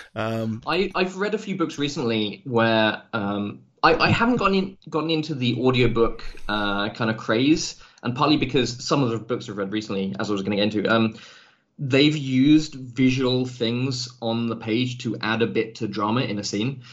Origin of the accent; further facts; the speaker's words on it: England, United Kingdom; moved away as an adult; also born or lived in Scotland; now in Germany; I lived uh, for. Uh, about 20 years of my life in England